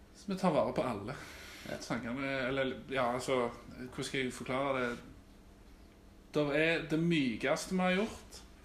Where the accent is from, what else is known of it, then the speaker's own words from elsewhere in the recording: Austrått, Rogaland, Norway; Jeg har bodd på Austra i hele mitt liv